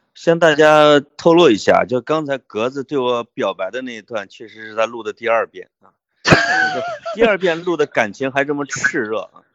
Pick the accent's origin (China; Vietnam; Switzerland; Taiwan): China; Changli, Hebei; moved away; also born or lived in Beijing; 我所在的这个叫昌黎县，就是韩愈啊的老家